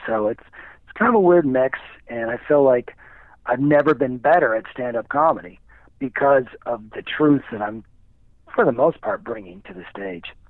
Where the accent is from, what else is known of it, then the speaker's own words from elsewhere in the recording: Midwest, United States; now in Indianapolis, United States; I grew up in the Midwest